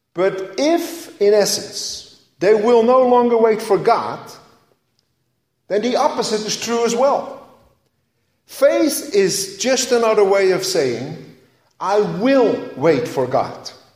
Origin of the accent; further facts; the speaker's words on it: Netherlands; moved away; growing up in Holland